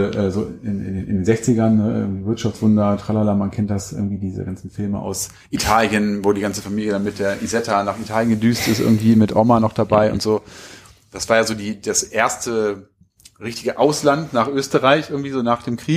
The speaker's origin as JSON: {"language": "German", "town": "Hanover", "region": "Lower Saxony", "country": "Germany", "said": "Also wir kommen aus Hannover."}